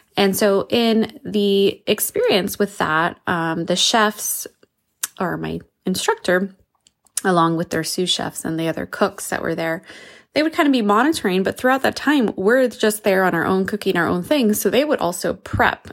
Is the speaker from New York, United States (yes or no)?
no; New Mexico, United States; I'm from New Mexico